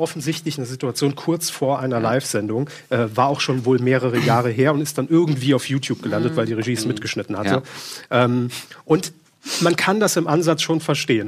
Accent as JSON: {"language": "German", "region": "Saarland", "country": "Germany", "moved": "yes", "said": "wir kommen ursprünglich aus dem Saarland"}